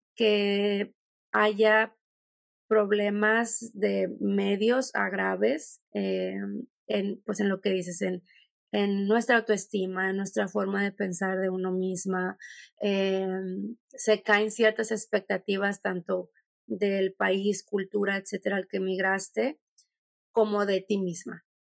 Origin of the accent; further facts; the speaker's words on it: Mexico; moved away as an adult; also born or lived in Czech Republic; now in Germany; yo vengo de México